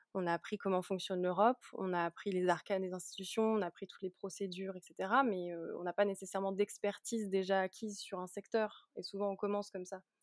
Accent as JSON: {"language": "French", "town": "Lyon", "region": "Auvergne-Rhône-Alpes", "country": "France", "also_born_or_lived": "Münster, Germany / Warsaw, Poland / Brussels, Belgium", "moved": "yes", "lives_now": "Lille, France", "said": "moi je viens de la région lyonnaise, donc de Lyon"}